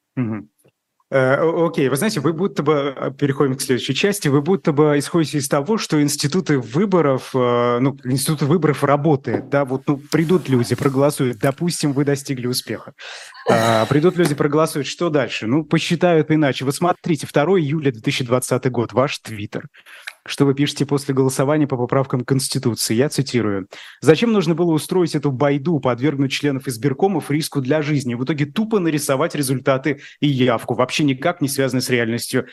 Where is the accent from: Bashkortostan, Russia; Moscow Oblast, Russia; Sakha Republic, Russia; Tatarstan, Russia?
Bashkortostan, Russia; moved away; я из Башкирии